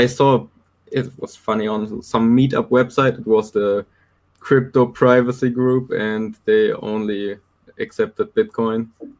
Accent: Germany; I'm from Germany.

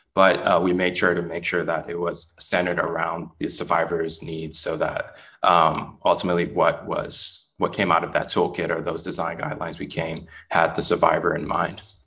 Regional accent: Richmond, California, United States; now in Oakland, United States; I grew up um, not too far from where I am based right now in Oakland, in Richmond, California

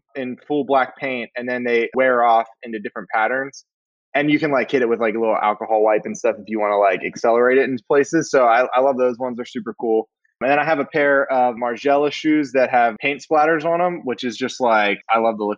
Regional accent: Pennsylvania, United States; moved away as an adult; now in Atlanta, United States; I originally grew up and went to school in Pennsylvania

